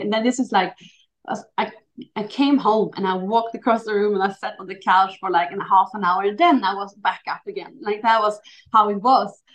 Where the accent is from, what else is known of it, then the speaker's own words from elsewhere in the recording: Sweden; also born or lived in Chile; I was born in Chile, so I was adopted to Sweden when I was 11 weeks old. So I always been, you know, not Swedish but Swedish